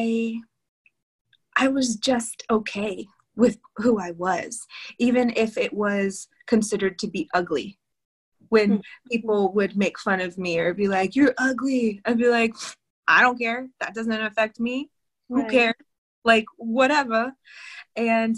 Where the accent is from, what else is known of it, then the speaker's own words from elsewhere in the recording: Texas, United States; also born or lived in California; I was born in California. We moved to Texas so my mom could be with her grandmother